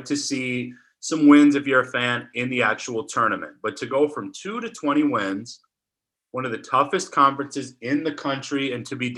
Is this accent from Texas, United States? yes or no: no; Wisconsin, United States; born or raised there; now in Ames, United States